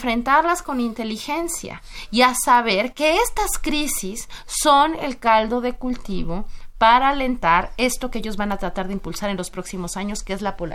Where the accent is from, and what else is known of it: Mexico